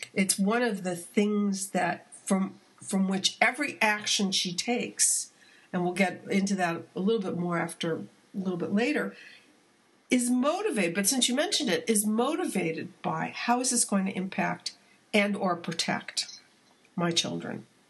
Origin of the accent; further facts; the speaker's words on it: California, United States; as a Californian